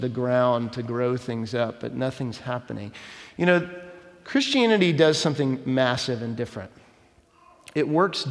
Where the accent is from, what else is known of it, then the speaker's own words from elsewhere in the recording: Dallas, Texas, United States; When I was a kid growing up in Dallas